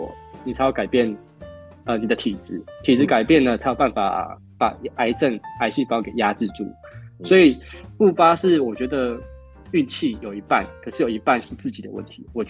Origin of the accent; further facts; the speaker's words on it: Kaohsiung, Taiwan; moved away as an adult; now in Penghu, Taiwan; 我是高雄人，哦，是高雄籍的。